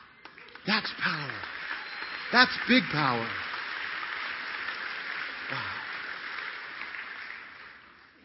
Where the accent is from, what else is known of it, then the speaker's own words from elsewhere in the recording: Grand Junction, Colorado, United States; I grew up in Grand Junction, Colorado